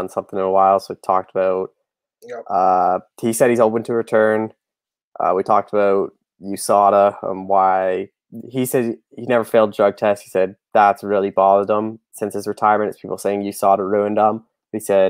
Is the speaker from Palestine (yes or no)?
no; Canada; I'm even a Canadian